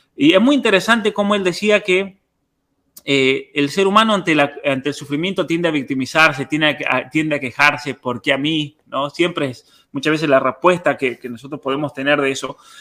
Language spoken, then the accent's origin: Spanish; Argentina; en Argentina, una cosa que yo siempre agradezco de haber crecido en un lugar donde todos éramos todos, no importa si uno tenía más o menos, éramos todos argentinos